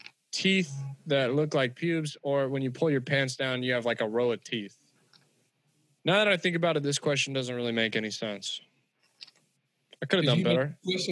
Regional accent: California, United States; Because I'm white and I'm from California

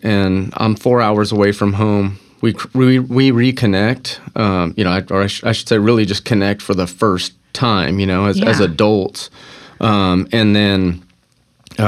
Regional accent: Bakersfield, California, United States; moved away as an adult; now in Texas, United States; We grew up in Bakersfield, California together

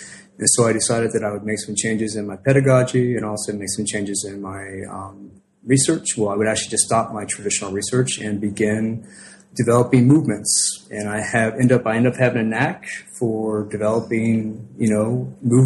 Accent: Cincinnati, Ohio, United States; I grew up poor in Ohio back in the 70s

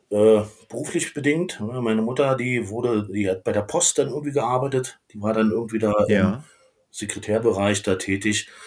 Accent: Königs Wusterhausen, Brandenburg, Germany; geboren bin ich am 26. Mai 1974 in Königs Wusterhausen. Ja, das liegt so ungefähr oh. 40 Kilometer südwestlich unter Berlin und ja. äh, im schönen Bundesland Brandenburg.

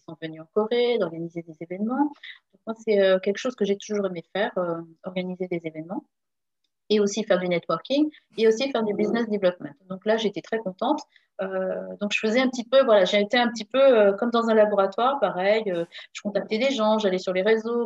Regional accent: Saint-Germain-en-Laye, Île-de-France, France; moved away as an adult; also born or lived in Le Pecq / Carrières-sur-Seine / Rueil-Malmaison; now in Seoul, South Korea; je viens de région parisienne. je suis née à Saint-Germain-en-Laye

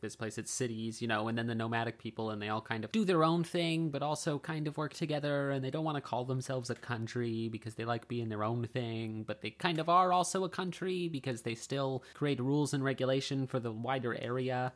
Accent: British Columbia, Canada; also born or lived in Forest Grove; I grew up on a fountain in British Columbia

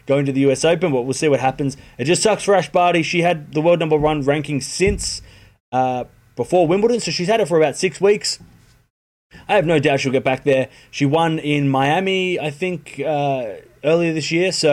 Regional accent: Australia; as an Australian

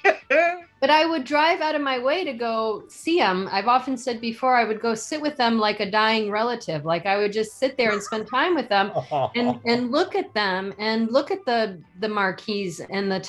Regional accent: Zion, Illinois, United States; moved away; also born or lived in Miami, Florida; I grew up outside of Chicago, north of Chicago on the Wisconsin border. So we were kind of halfway in a town called Zion, halfway between Chicago and Milwaukee.

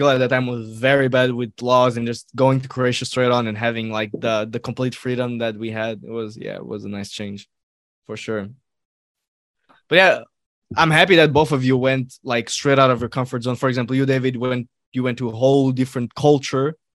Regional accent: Algeria; also born or lived in Morocco; I'm a Moro. I can relate. I can relate. I come from North North Africa.

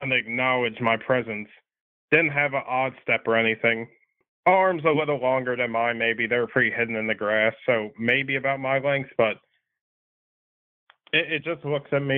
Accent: North Carolina, United States; I'm from North Carolina

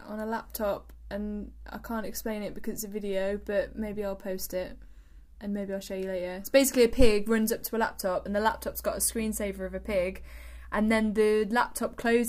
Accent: Coventry, West Midlands, United Kingdom; because I'm from Coventry, and we say bold.

